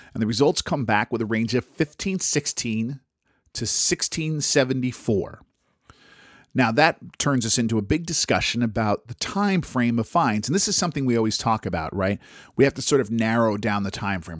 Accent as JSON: {"language": "English", "country": "United States", "said": "I'm American"}